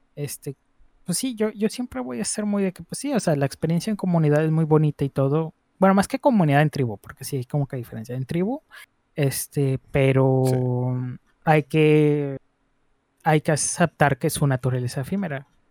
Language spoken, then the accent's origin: Spanish; northern Mexico, Mexico; aquí somos, así somos en el norte, somos bien jale, pero también somos bien, bien tomadores